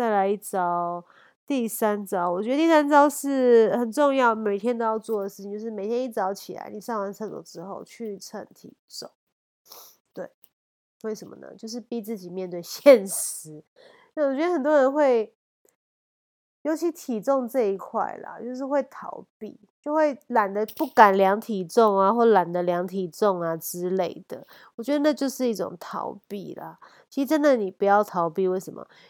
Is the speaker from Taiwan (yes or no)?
yes; Taiwan; born there; 那我觉得我们生在台湾是真的太幸福，随时都有好吃的东西，然后好吃美味各国食物到处都是。